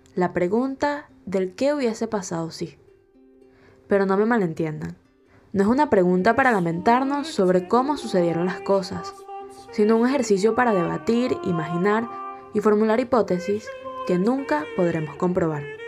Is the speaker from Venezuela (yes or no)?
yes; Venezuela